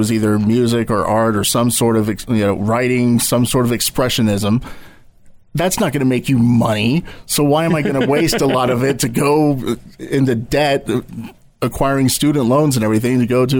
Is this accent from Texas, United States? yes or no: yes; Grapevine, Texas, United States; also born or lived in Euless, Texas / Hurst, Texas / Arlington, Texas / Fort Worth, Texas; I was born right in the middle, did most of my growing up in Grapevine, mm-hmm. moved to Arlington and Fort Worth right out of high school and in college. Then as I got older, I have progressed back east